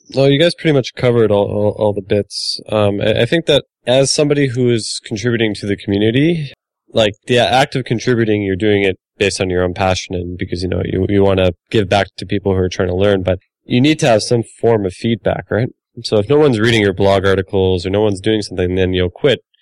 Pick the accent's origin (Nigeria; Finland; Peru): Finland; I'm from Finland